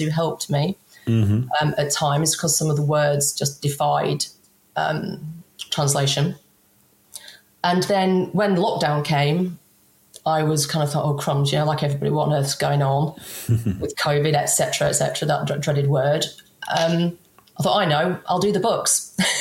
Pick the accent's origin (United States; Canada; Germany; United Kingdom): United Kingdom; England; I'm English